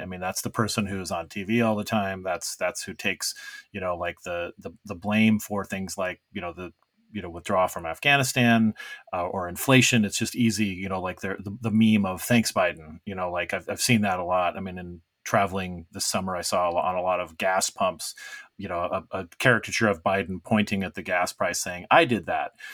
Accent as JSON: {"language": "English", "region": "Arizona", "country": "United States", "moved": "yes", "said": "my home state of Arizona"}